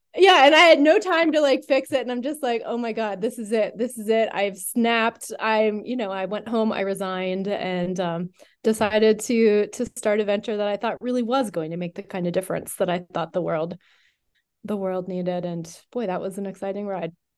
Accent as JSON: {"language": "English", "region": "Western Pennsylvania", "country": "United States", "tie": "born or raised there", "said": "I grew up in Western Pennsylvania."}